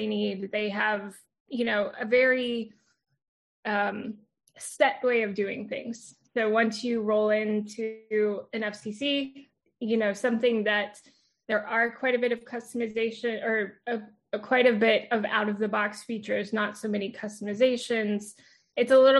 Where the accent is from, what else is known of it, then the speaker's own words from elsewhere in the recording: Houston, Texas, United States; I was born and raised in Houston, well, outside of Houston, the Houston area